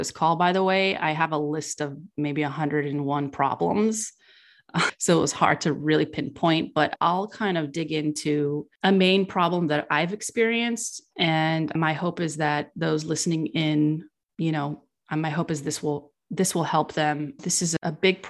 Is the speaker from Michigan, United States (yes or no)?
no; California, United States; I was raised in California